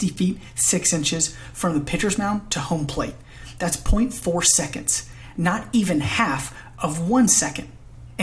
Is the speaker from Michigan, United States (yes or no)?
no; Alpharetta, Georgia, United States; moved away as an adult; now in Nashville, United States; Originally, I'm from Alpharetta, Georgia, and moved to Nashville, Tennessee in 2016 to further my education